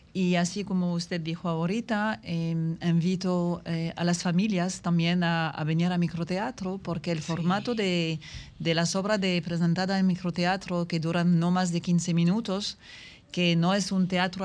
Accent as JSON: {"language": "Spanish", "town": "Paris", "region": "Île-de-France", "country": "France", "also_born_or_lived": "Las Terrenas, Dominican Republic", "second_language": "Spanish", "moved": "as an adult", "lives_now": "Dominican Republic", "said": "yo soy from, from Paris"}